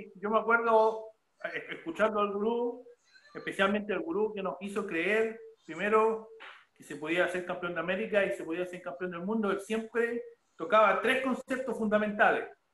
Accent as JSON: {"language": "Spanish", "country": "Chile"}